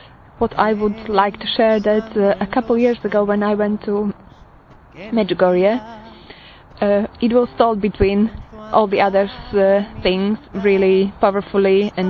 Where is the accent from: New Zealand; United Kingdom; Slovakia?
Slovakia; I'm from Slovakia and I'm 36 years old.